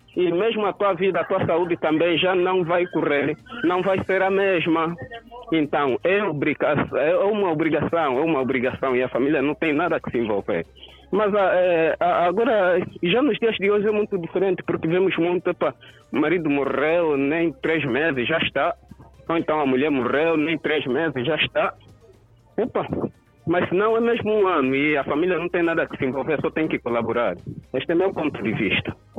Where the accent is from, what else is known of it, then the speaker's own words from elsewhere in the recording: Cuanza Sul, Angola; eu sou do Quanza Sul